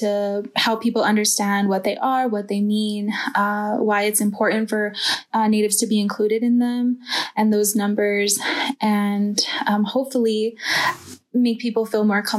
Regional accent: Nambe Pueblo, New Mexico, United States; moved away as an adult; now in Chinle, United States; I'm from Nambe Pueblo, New Mexico.

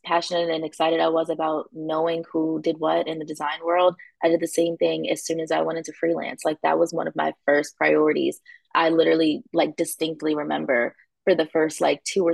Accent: Wilmington, United States; I am from Wilmington

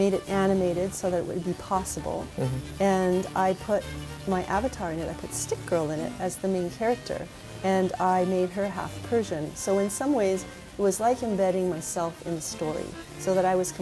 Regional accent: Vancouver, British Columbia, Canada; born or raised there; also born or lived in Japan / Toronto / Germany

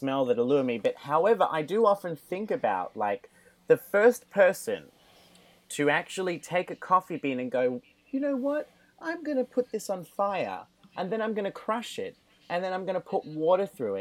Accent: Australia; I'm an Australian

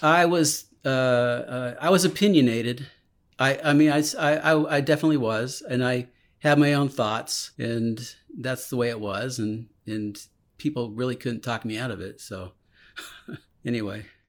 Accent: Silicon Valley, California, United States; I was born in California in, and I lived in Silicon Valley

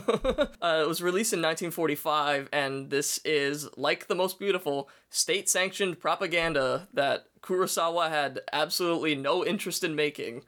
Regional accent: United States; as an American

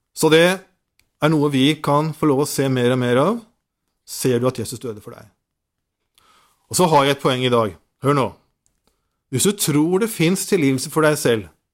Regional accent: Nordsund, Norway; på Nordsund, der jeg kommer fra

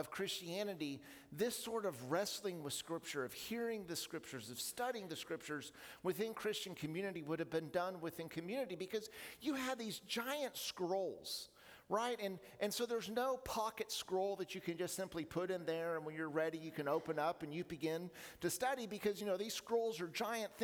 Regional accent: Oklahoma, United States; Growing up in Oklahoma

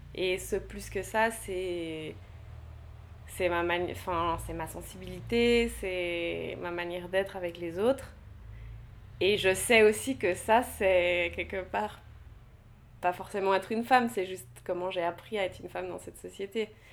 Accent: Geneva, Switzerland; je suis née à Genève

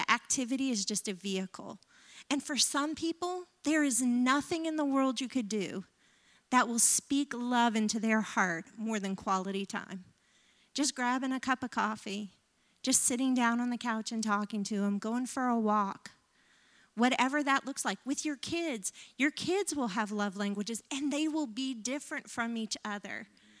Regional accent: the South, United States; I grew up in the South. He grew up in the North. He was a latchkey kid. My mom was a stay-at-home mom most of my life.

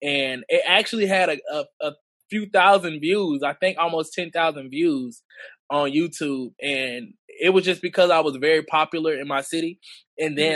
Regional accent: Montgomery, Alabama, United States; also born or lived in New York; I was basically really raised in Montgomery

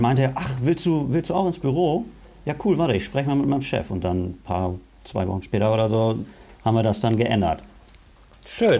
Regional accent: Lower Saxony, Germany; also born or lived in Bremen; Ich bin Bremer

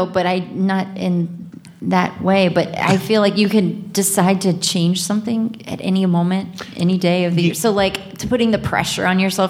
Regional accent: a small town outside of Cincinnati, Ohio, United States; A small town outside of Cincinnati.

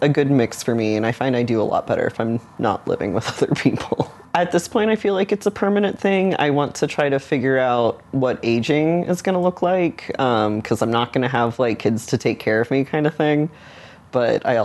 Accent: Dallas, Texas, United States; I grew up in a neighborhood that's kind of surrounded by Dallas, Texas, and it was very conservative

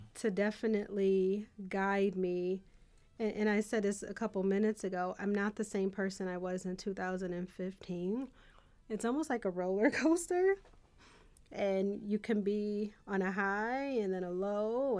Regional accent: Buffalo, New York, United States; I was from Buffalo

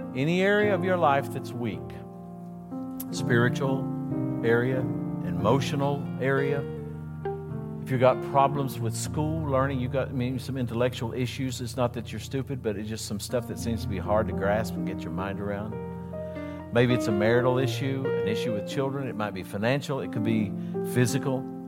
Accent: West Virginia, United States; I am from West Virginia

